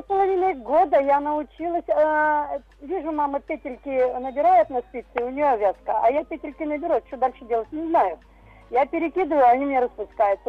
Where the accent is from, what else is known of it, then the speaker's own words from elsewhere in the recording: near Perm, Perm Krai, Russia; moved away; мы не в самом Перми, не в самой Перми жили, мы жили в Леспромхозе